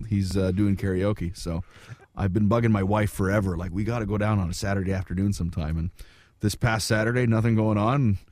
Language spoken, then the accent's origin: English; Wawa, Ontario, Canada; moved away; also born or lived in New York; my hometown of Wawa.